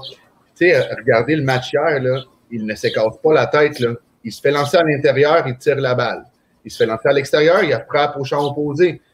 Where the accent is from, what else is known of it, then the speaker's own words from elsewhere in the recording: Venezuela; now in Canada; je suis parti du Venezuela